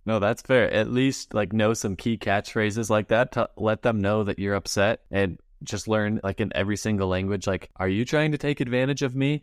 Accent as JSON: {"language": "English", "region": "Utah", "country": "United States", "said": "we're from Utah, we got the Great Salt Lake here"}